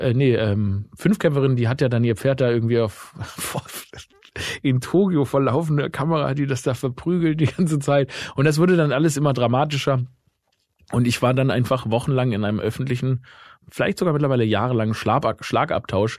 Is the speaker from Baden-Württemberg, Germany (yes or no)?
yes; Stuttgart, Baden-Württemberg, Germany; meine Heimat, ne, Stuttgart